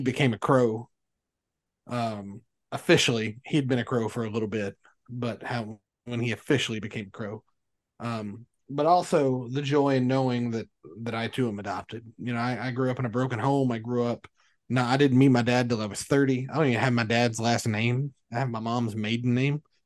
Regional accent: Kentucky, United States; I'm from Kentucky

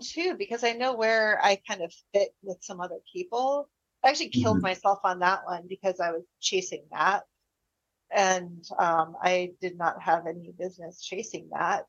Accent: United States; as an American

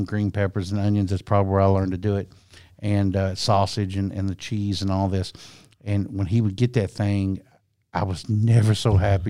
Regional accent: Campbellsville, Kentucky, United States; I'm from Camelsville

